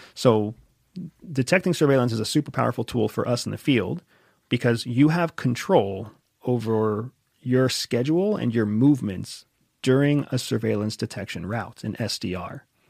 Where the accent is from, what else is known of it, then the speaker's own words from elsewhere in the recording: United States; I'm an American